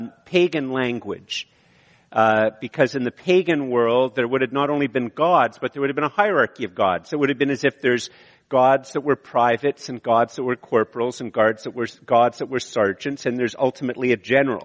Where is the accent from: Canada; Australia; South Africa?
Canada; Montreal, Quebec; moved away; also born or lived in Ottawa / Eganville; I'm from Montreal, and then I was in Ottawa